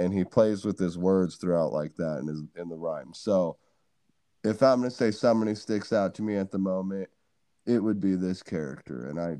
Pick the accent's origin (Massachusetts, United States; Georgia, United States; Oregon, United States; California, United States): California, United States; So a lot of my family is in California.